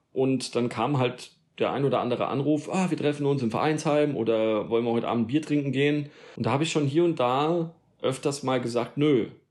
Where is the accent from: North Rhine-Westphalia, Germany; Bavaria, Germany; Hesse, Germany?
Hesse, Germany; Darmstadt; moved away as an adult; also born or lived in Odenwald; now in Allgäu, Germany; Ich bin in, äh, im Rhein-Main-Gebiet, also in Darmstadt geboren, ja. Mhm. Und äh, also in der Nähe von Frankfurt, südlich von Frankfurt und äh, bin da auch groß geworden